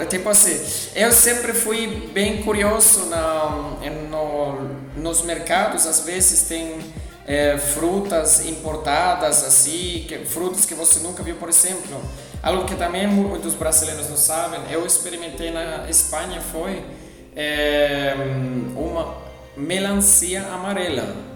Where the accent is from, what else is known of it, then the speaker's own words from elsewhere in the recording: Frankenberg, Saxony, Germany; Portuguese is a second language; moved away as an adult; also born or lived in Spain; now in São Paulo, Brazil; eu sou alemão, é, de origem, eu venho de Frankenberg, que fica em Sachsen, Dresden